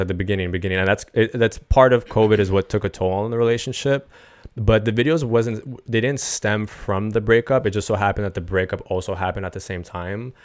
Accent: Montreal, Quebec, Canada; I'm from Montreal originally

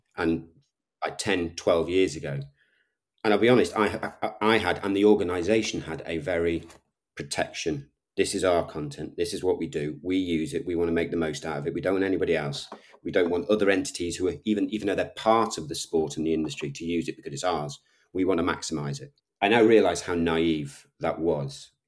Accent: Liverpool, North West England, United Kingdom; I'm a Scouser. I'm from Liverpool.

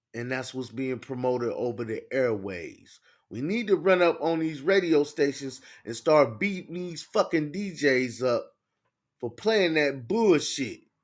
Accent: Cleveland, Ohio, United States; I'm from Cleveland

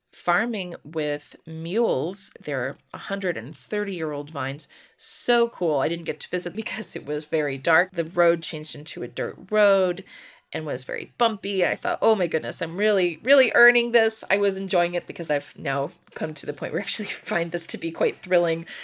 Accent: United States; I'm an American

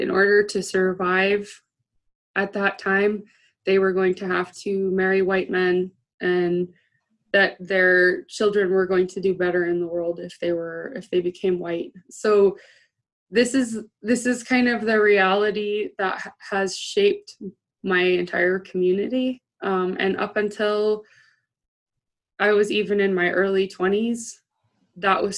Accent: Dillingham, Alaska, United States; I'm from Dillingham

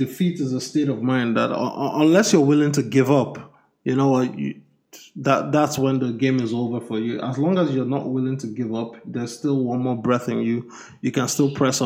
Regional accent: Nigeria; moved away; I'm from Nigeria

